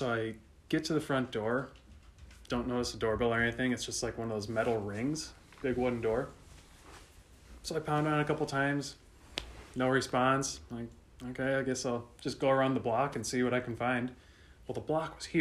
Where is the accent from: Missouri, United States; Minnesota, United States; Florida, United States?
Minnesota, United States; I'm from Minnesota.